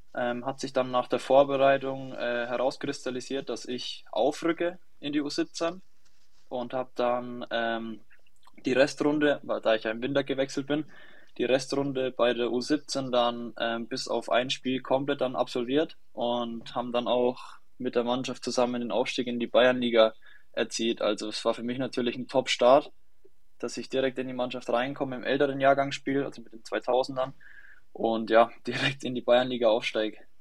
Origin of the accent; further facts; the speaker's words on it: near Schweinfurt, Bavaria, Germany; ich komme aus der Nähe von Schweinfurt, ähm, habe dann beim TSV Pfenthausen sozusagen das Fußballspielen gelernt